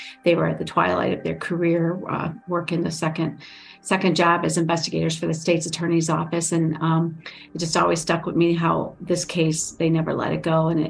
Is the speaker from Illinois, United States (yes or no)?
yes; Chicago south suburbs, Illinois, United States; I'm a lifelong Chicagoan, born and raised in South Suburbs.